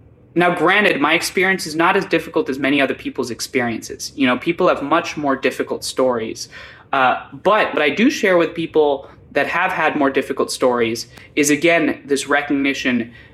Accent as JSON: {"language": "English", "town": "New Brunswick", "region": "New Jersey", "country": "United States", "tie": "born there", "said": "So I was born in New Brunswick, New Jersey. I My parents had immigrated in 1997 to the United States. I was born in 1998."}